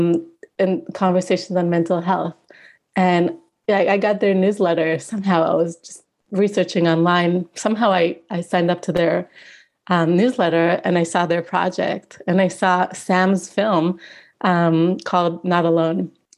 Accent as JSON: {"language": "English", "country": "Israel", "moved": "as an adult", "lives_now": "Edinburgh, United Kingdom", "said": "I'm originally from Israel and currently I'm doing my PhD at the University of Edinburgh in Scotland"}